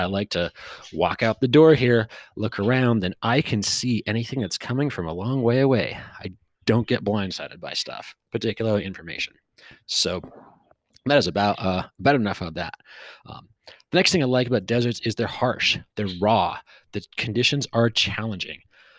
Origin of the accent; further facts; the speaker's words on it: West Coast, United States; You know, I grew up on the West Coast, and there's a lot of green.